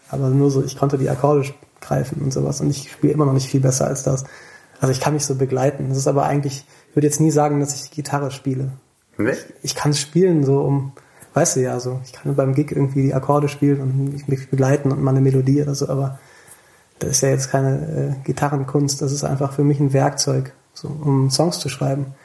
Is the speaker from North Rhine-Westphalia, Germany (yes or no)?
yes; Thomasberg, North Rhine-Westphalia, Germany; also born or lived in Siegburg; Ich bin in Siegburg geboren. Ich habe in der Nähe von Königswinter bin ich aufgewachsen in Thomas, im Dorf, in Thomasberg.